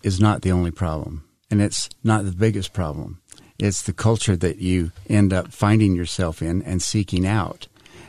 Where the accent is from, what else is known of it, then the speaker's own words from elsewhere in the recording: Salt Lake City, Utah, United States; I was born and raised in Salt Lake